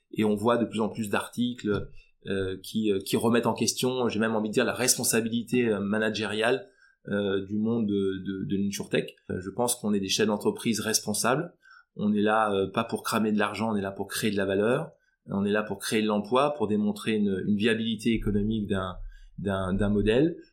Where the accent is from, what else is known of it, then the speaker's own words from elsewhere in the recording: Brittany, France; la fierté euh, bretonne qui est dans mon ADN